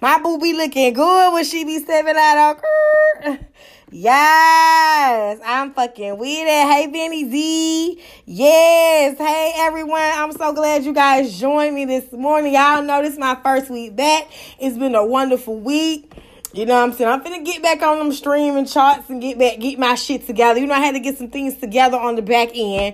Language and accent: English; Atlanta, Georgia, United States; I'm from Atlanta, Georgia